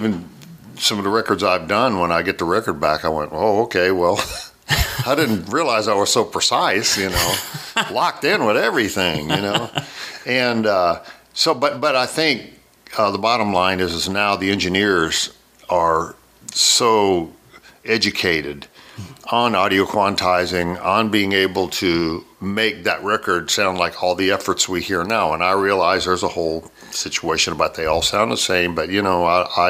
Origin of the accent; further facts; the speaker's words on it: Maryland, United States; born there; Well, I was born in Maryland. My father was a fighter pilot.